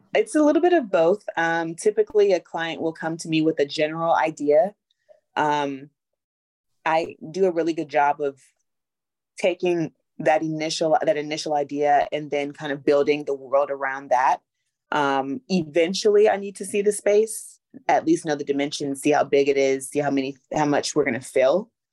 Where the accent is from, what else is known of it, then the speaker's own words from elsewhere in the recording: Los Angeles, California, United States; moved away as an adult; also born or lived in Atlanta, Georgia; I'm from Los Angeles originally, and then I moved to Atlanta to go to Clark Atlanta University